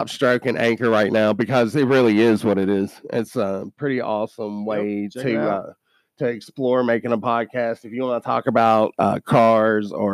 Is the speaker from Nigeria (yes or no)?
no; Kentucky, United States; we're from Kentucky now